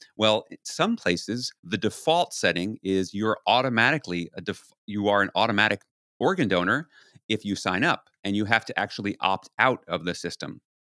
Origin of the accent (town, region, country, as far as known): New York City, New York, United States; born or raised there